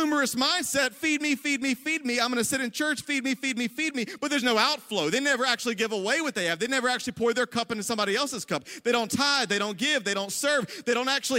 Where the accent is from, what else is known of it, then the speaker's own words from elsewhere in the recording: the South, United States; now in Ohio, United States; I'm from the South.